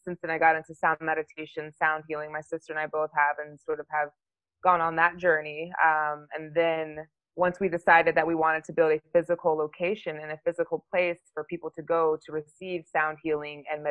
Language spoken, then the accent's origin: English; Dallas, Texas, United States; moved away as an adult; also born or lived in England / Germany / Italy / New England; now in Los Angeles, United States; where I grew up is mostly Dallas, good old Texas